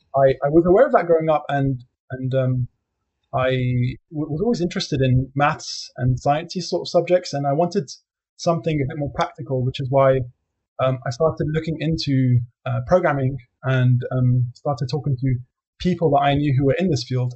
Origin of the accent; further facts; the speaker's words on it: London, United Kingdom; I was born and raised in London